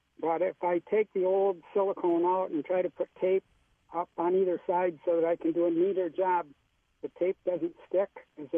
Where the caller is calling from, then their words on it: Apple Valley, United States; Apple Valley.